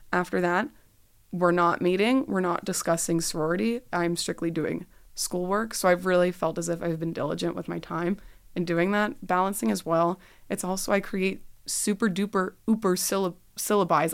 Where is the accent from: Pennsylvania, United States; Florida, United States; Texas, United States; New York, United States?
Texas, United States; Dallas; moved away; I'm a Dallas native